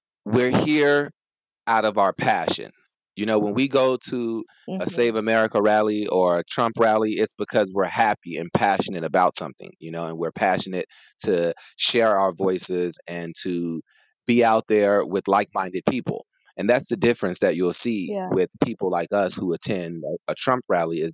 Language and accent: English; Chicago, Illinois, United States; moved away as an adult; now in California, United States; for the past several years, I've been based in California, born and raised in Chicago